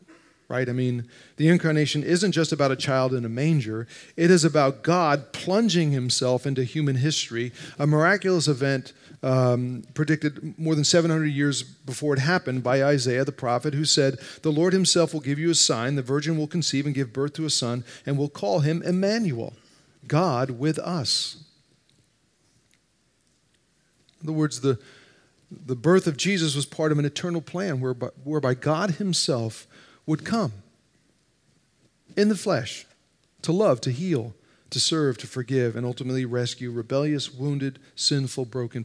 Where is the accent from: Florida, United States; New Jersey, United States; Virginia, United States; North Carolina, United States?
New Jersey, United States; moved away; I grew up in North Jersey, just outside New York